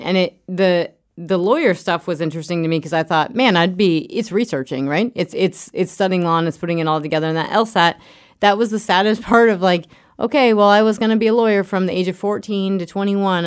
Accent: Craig, Colorado, United States; I grew up in Craig, outside of Craig, Colorado

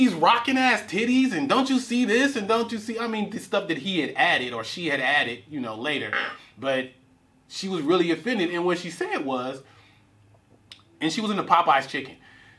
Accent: Richmond, United States; Growing up in Richmond, it's certain times where you have to be able to assess a situation

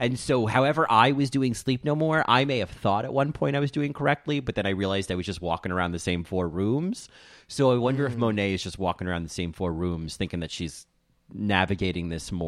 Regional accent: Rahway, New Jersey, United States; I'm from Rahway

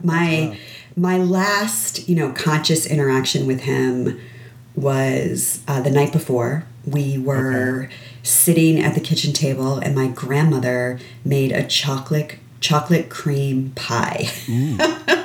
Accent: Connecticut, United States; I grew up in Connecticut.

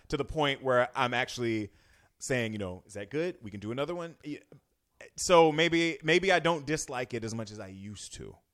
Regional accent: Florida, United States; moved away as an adult; now in Northern California, United States; I'm from a touristy place. I'm from Florida

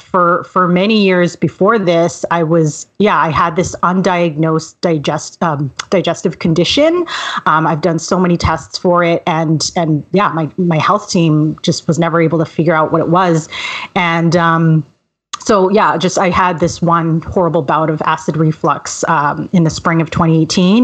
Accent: Vancouver, British Columbia, Canada; also born or lived in Montreal, Canada; Well, I'm sort of a native Vancouverite. I was born in Montreal, but my family moved here right after I was born.

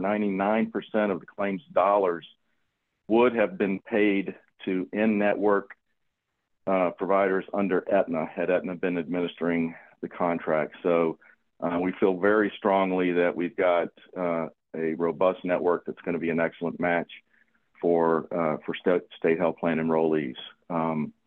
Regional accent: Salisbury, North Carolina, United States; I am originally from Salisbury, North Carolina

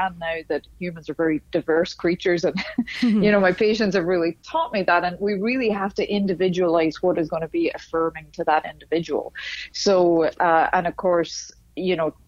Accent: Dundalk, Leinster, Ireland; accent: northern; moved away as an adult; also born or lived in Dublin / Philadelphia / Indianapolis; now in Miami, United States; I was born and raised 3 miles south of the border

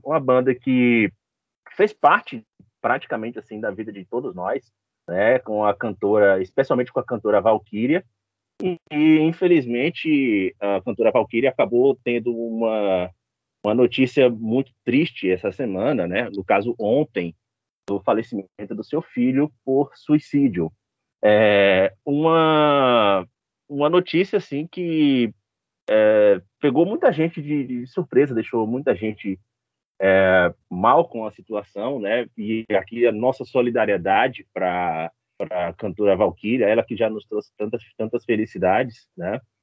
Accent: Bahia, Brazil; a gente que é da Bahia

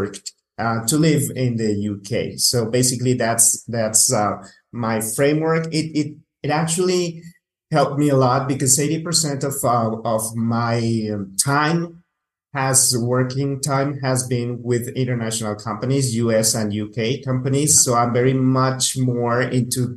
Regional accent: Mexico City, Mexico; also born or lived in Vancouver, Canada; now in Metepec, Mexico; I actually was born here in Mexico, in Mexico City

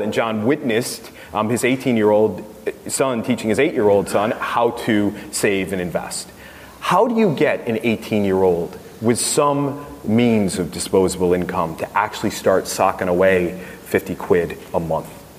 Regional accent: United States; accent: American; moved away

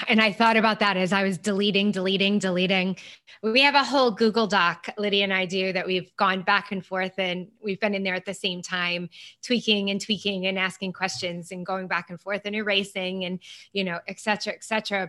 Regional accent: United States; me being American

